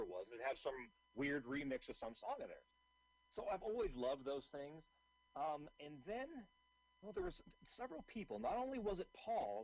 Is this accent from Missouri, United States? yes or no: no; Seattle, Washington, United States; moved away; I'm originally from Seattle